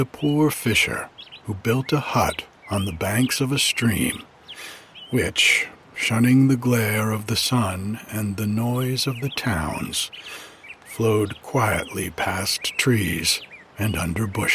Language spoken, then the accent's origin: English; New England, United States; moved away; growing up in New England